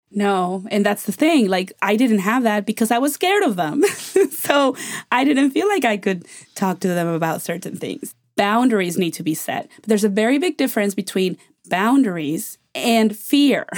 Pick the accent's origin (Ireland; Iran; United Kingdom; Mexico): Mexico; now in United States; When I grew up in Mexico, we had a hu, we have a huge family